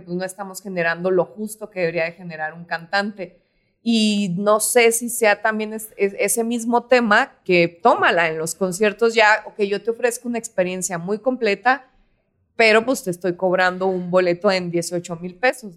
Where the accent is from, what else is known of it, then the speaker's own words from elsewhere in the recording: Parral, Chihuahua, Mexico; yo de donde soy, de Parral, Chihuahua